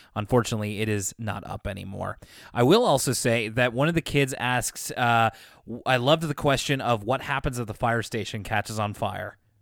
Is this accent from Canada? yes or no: yes; Canada; being a Canadian